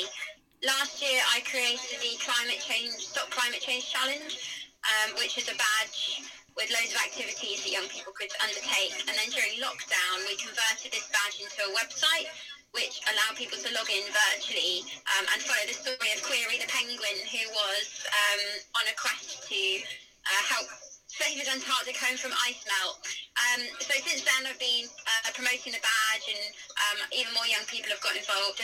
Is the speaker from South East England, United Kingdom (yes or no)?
yes; Tunbridge Wells, South East England, United Kingdom; moved away as an adult; now in Bournemouth, United Kingdom; I'm originally from Tunbridge in Kent. I grew up in the Guides